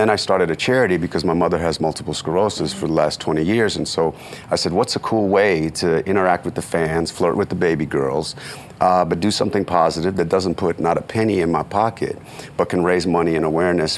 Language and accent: English; Oakland, California, United States; moved away; I come from East Oakland, which is the hood